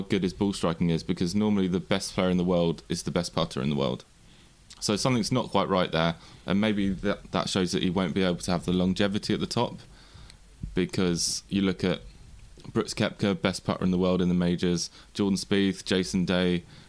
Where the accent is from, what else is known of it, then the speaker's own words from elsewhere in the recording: England, United Kingdom; That's just a bad part of being an English golfer, I guess.